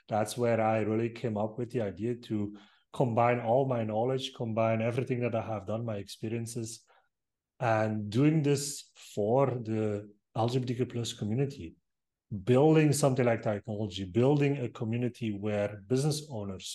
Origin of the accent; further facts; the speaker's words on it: Belgium; I'm from Belgium